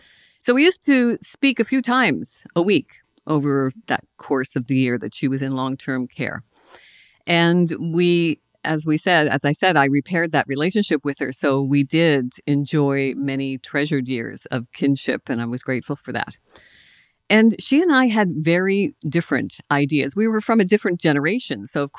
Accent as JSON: {"language": "English", "region": "Nova Scotia", "country": "Canada", "said": "I'm from Cape Breton Island in Nova Scotia."}